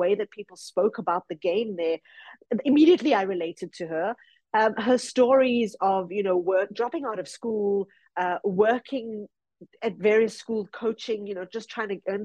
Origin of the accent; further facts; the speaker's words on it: Bedfordview, Gauteng, South Africa; I'm from Bedford View